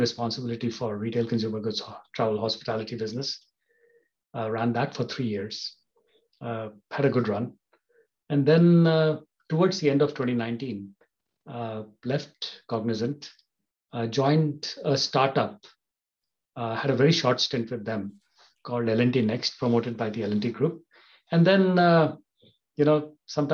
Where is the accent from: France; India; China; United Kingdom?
India; Kolkata, West Bengal; moved away as an adult; also born or lived in Germany / Switzerland / Netherlands; I grew up in Calcutta, in Eastern India.